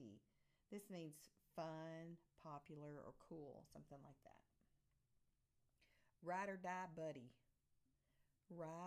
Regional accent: the South, United States; accent: Southern; my Southern accent

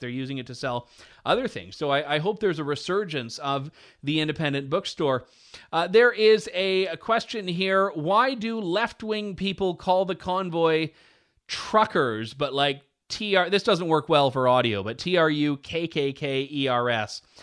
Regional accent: Canada; Canadian storyteller here

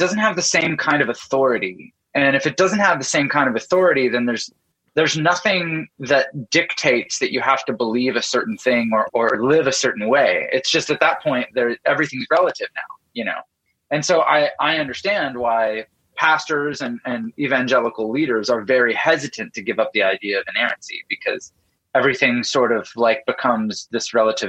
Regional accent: Canada; I grew up in Canada and my dad is a pastor

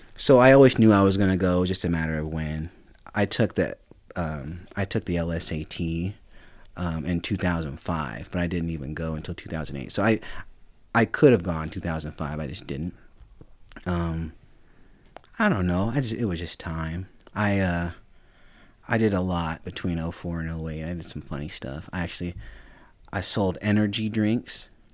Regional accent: Sparks, Nevada, United States; also born or lived in Reno, Nevada; I was born in, at Saint Mary's. I was, and I was raised in Sparks

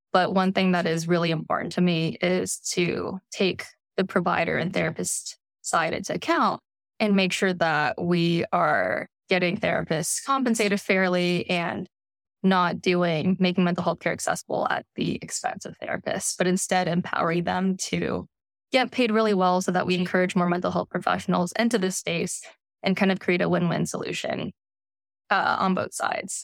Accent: Bay Area, California, United States; I grew up in the Bay Area

